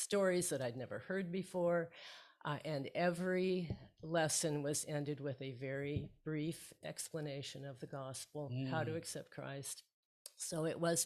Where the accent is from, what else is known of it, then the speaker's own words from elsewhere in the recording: Portland, United States; I was born and raised in Portland